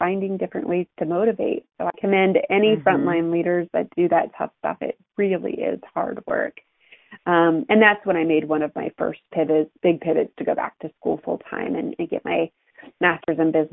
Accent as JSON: {"language": "English", "region": "Ohio", "country": "United States", "tie": "born or raised there", "said": "I'm an Ohio girl. I grew up in Ohio and went to Ohio State, as us Buckeyes"}